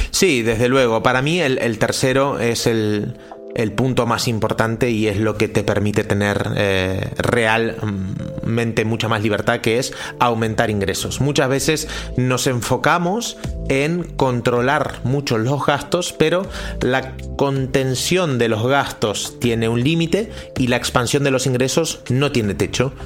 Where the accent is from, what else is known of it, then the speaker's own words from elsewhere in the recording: Argentina; also born or lived in Central America; now in Spain; yo soy argentino, hace 20 años que vivo en España